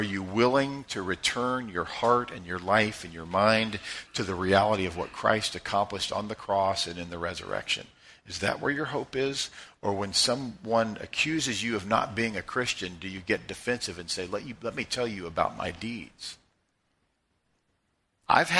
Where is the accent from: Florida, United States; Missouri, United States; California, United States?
Missouri, United States; Joplin; Grew up in Joplin, Missouri. We're all Joplinites